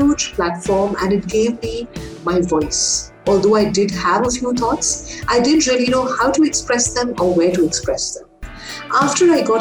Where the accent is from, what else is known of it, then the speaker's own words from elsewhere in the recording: Kolkata, West Bengal, India; moved away as an adult; now in Nepal; I'm an Indian. I was born in Calcutta many, many years ago